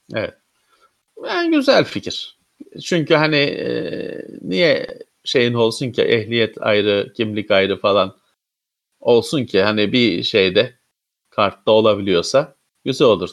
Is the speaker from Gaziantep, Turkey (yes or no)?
no; Istanbul, Turkey; ben İstanbullu olarak